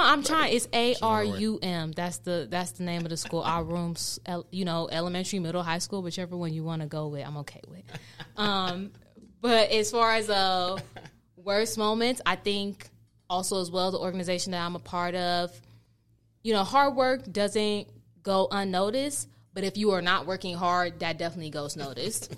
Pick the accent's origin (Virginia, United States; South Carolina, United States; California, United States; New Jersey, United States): California, United States; Oakland; born and raised in Oakland, California, uh, to you know, in a, in a Nigerian f- household.